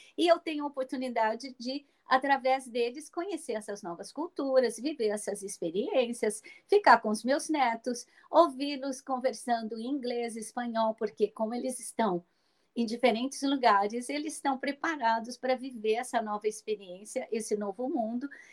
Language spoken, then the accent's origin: Portuguese; Minas Gerais, Brazil; moved away as an adult; em Minas Gerais, naquela cidade onde eu nasci, onde eu vou a cada três semanas porque eu tenho uma mãe de 87 anos lá no interior